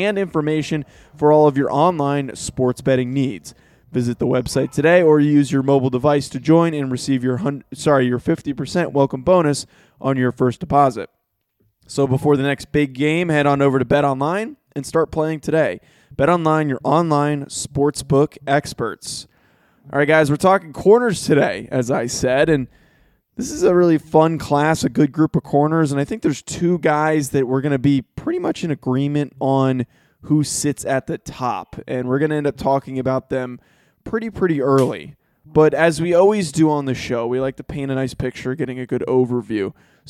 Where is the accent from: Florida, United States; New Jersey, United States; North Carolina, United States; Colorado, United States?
New Jersey, United States; I'm from North Jersey.